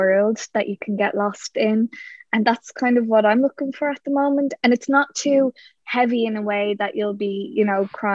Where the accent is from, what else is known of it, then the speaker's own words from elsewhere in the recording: Ireland; we're Irish.